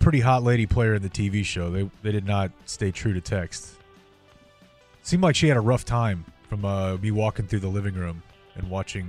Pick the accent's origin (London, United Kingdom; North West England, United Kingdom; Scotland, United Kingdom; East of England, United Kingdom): London, United Kingdom; I'm a P1, born and raised in London.